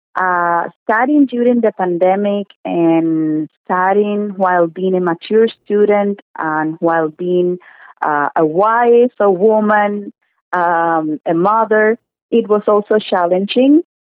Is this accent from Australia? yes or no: no; Cuba; English is a second language; moved away as an adult; now in Thornhill, Canada; I am originally from Cuba